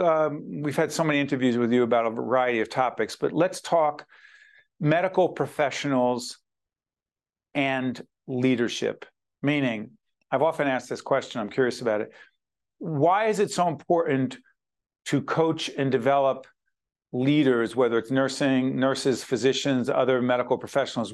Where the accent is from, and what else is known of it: Newark, New Jersey, United States